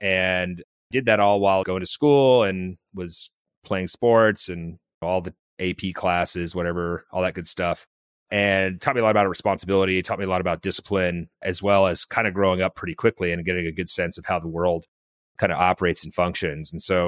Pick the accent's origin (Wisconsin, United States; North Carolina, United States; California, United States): California, United States; born there; So I was born in Northern California, the actual Northern California, Humboldt County, and moved a lot as a kid.